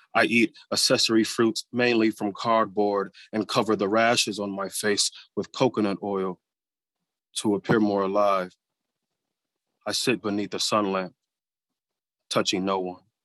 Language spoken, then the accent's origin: English; Flint, Michigan, United States; growing up in Flint